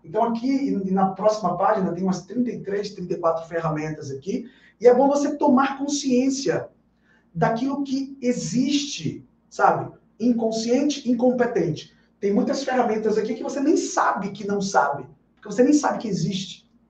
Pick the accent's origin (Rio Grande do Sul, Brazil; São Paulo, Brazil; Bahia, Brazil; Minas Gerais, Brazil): Bahia, Brazil; Aqui na Bahia, na minha terra, a gente chama isso de comer com farinha